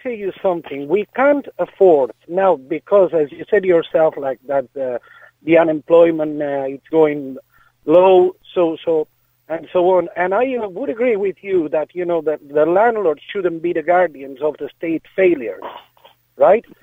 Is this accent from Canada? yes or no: no; Catalonia, Spain; now in Ireland; because I'm originally from Catalonia.